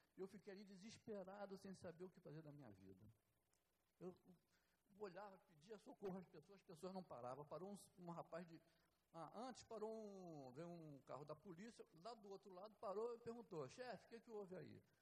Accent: Rio de Janeiro, Brazil; moved away as an adult; also born or lived in Nova Iguaçu; eu não sou de lá, sou daqui do Rio, mas fui para lá ainda jovem.

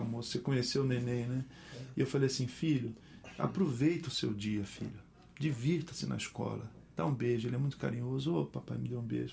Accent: Rio de Janeiro, Brazil; eu sou brasileiro, eu sou brasileiro, eu sou carioca

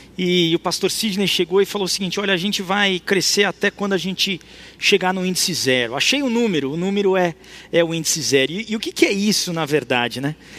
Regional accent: Brazil; nós somos cristãos, mas nós somos brasileiros

